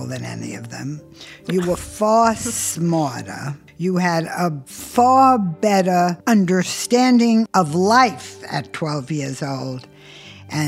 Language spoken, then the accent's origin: English; New Jersey, United States; I grew up in New Jersey where just about everybody had two or three jobs and kids worked from 13, 14, 15